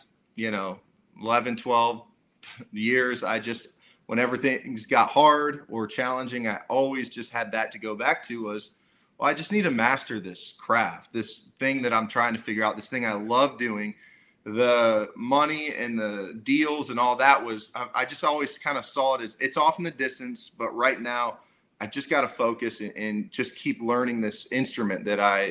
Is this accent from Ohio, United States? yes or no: yes; Akron, Ohio, United States; I'm from Akron, Ohio. Well, little suburb of Akron, but that's kind of the closest area anybody would know. And I grew up fishing, hunting, playing football